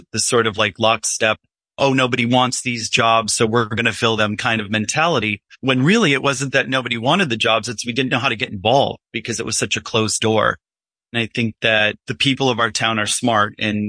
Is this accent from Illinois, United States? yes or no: yes; Illinois, United States; also born or lived in New York City; now in Highland, United States; I came from Illinois and from via New York City and have lived up here for 18 years.